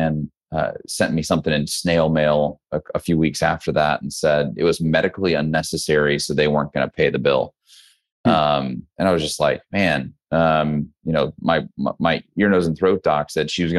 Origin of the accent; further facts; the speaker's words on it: Midwest, United States; moved away as an adult; now in Texas, United States; I'm originally from the Midwest kid. So did not grow up in Texas